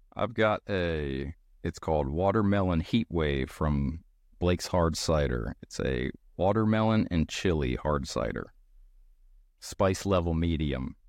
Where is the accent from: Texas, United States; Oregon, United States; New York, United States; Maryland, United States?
Maryland, United States; I'm also from Maryland